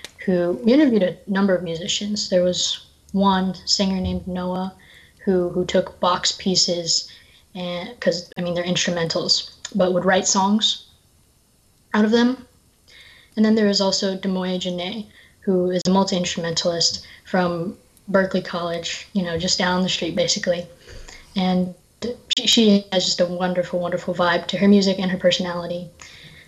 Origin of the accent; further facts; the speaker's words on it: Raleigh, North Carolina, United States; moved away as an adult; now in Boston, United States; I'm from Raleigh, North Carolina